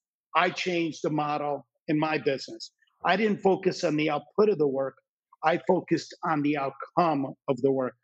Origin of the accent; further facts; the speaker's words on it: New Jersey, United States; When I grew up in New Jersey, and I grew up in an area where my friends' parents and my parents' friends hated what they did for a living